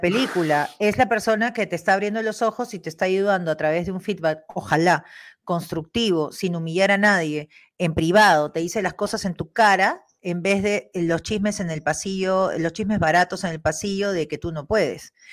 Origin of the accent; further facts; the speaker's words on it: Peru; moved away; also born or lived in Spain / Germany; los peruanos, nosotros, trabajadores